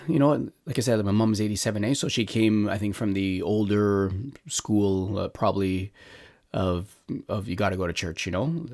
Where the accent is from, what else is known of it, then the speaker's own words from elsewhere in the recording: Montreal, Quebec, Canada; I grew up in Montreal